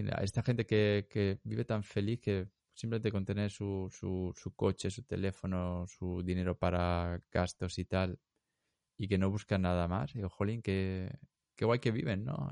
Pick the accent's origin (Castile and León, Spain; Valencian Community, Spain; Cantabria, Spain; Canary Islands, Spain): Valencian Community, Spain; Elche; moved away; soy, como si de Elche